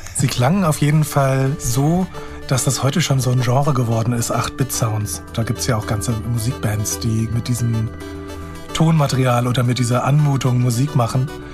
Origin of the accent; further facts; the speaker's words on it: near Frankfurt am Main, Hesse, Germany; bin ich ja auch aufgewachsen in der Nähe von Frankfurt am Main.